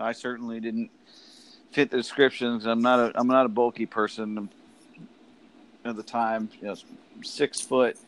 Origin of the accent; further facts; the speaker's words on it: Virginia, United States; I'm from Virginia